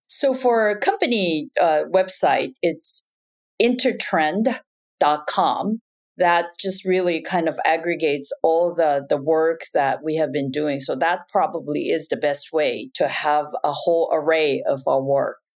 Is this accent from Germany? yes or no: no; Japan; moved away as an adult; also born or lived in Taiwan; now in United States; I was actually born and raised in Japan and then went back to Taiwan for college and then came to the United States uh, for grad school